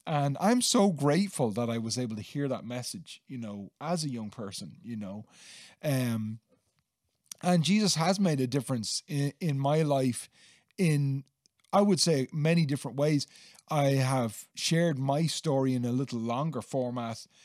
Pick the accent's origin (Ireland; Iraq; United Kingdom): Ireland; Dublin, Leinster; now in Gorey, Ireland; I grew up in Dublin, and I, I live now in Gorey County, Wexford